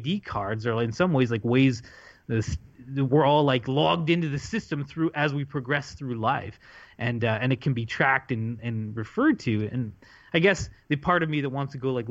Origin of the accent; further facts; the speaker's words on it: Canada; I'm a Canadian